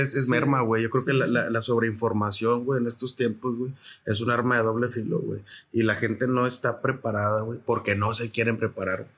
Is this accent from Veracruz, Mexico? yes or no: no; Reynosa, Tamaulipas, Mexico; also born or lived in San Luis Potosí; soy originario de la ciudad de San Luis Potosí, soy del barrio de Tequis, ahí en San Luis, este, ahí nací. Me registraron en Querétaro ah, y, y, estoy criado aquí en Reynosa y parte en San Luis también